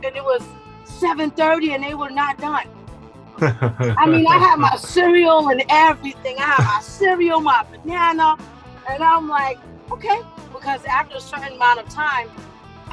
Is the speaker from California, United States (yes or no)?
no; New York, United States; moved away; I'm born and raised in New York